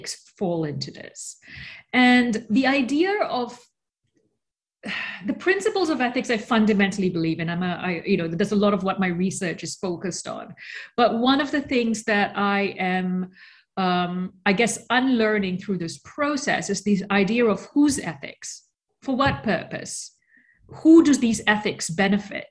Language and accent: English; Australia; also born or lived in Malaysia; now in New York, United States; I was born in Malaysia. I grew up in Australia. I now live in New York.